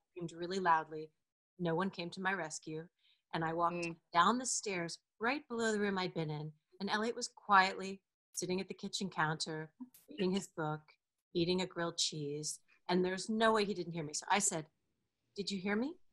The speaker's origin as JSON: {"language": "English", "region": "Delaware", "country": "United States", "tie": "born or raised there", "said": "the state of Delaware, my home state"}